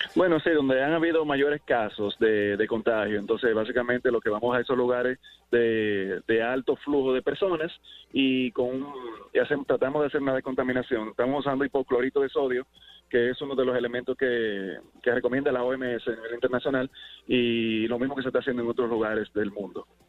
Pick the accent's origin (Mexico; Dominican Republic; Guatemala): Dominican Republic; como buenos dominicanos